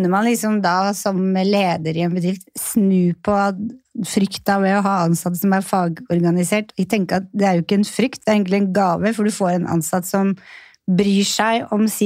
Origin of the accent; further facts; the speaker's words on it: Northern Norway, Norway; jeg er fra Nord-Norge sjøl